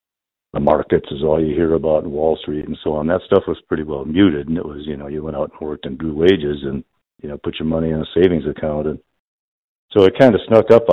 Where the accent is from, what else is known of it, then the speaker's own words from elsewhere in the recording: Chicago, Illinois, United States; now in Austin, United States; I grew up in Chicago